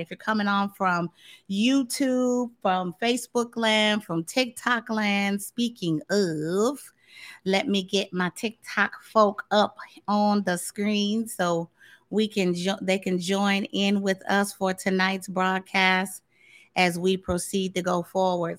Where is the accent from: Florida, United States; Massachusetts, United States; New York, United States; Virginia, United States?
Florida, United States; Tampa; also born or lived in Kansas City, Missouri; now in Dallas, United States; I spent a, a good portion of my life growing up in Florida.